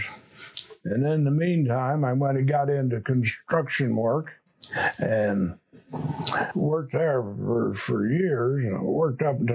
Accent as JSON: {"language": "English", "town": "Phoenix", "region": "Arizona", "country": "United States", "tie": "born or raised there", "lives_now": "Nogales, United States", "said": "I was born in Phoenix, Arizona on January the 23rd, 1919. And I was raised on a ranch"}